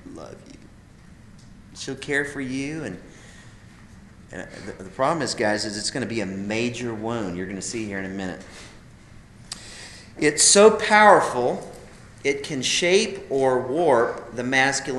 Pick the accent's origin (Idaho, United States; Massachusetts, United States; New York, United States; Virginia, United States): Idaho, United States; I grew up in Idaho